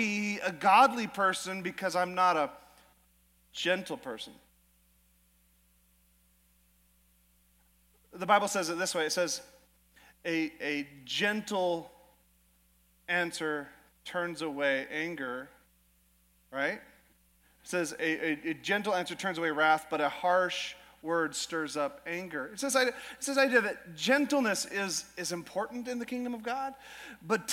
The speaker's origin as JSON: {"language": "English", "region": "Alaska", "country": "United States", "tie": "born or raised there", "moved": "as an adult", "lives_now": "Idaho, United States", "said": "I was always raised in Alaska"}